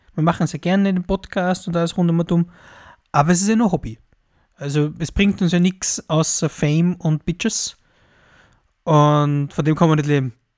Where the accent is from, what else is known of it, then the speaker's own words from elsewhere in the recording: Austria; als Europäer, als Mitteleuropäer, als Österreicher